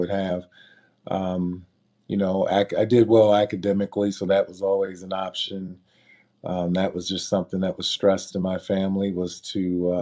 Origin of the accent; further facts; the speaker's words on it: Akron, Ohio, United States; I grew up in Akron, Ohio, better known as LeBron James hometown now.